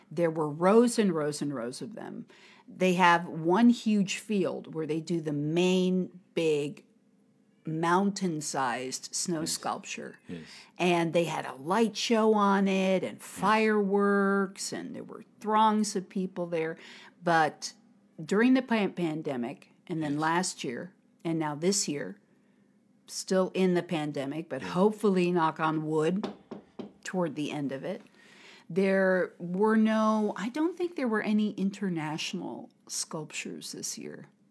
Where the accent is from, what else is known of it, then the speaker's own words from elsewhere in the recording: United States; now in Harbin, China; from America.